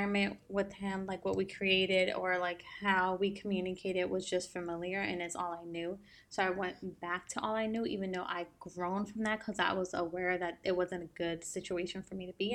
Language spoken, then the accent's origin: English; New Jersey, United States; moved away; we were born and raised in New Jersey